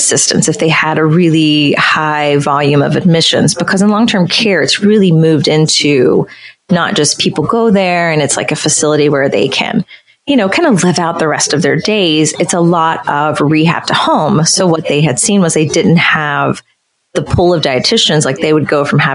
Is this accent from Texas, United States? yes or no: no; West Virginia, United States; And I'm originally from West Virginia, so I think it's a very rural state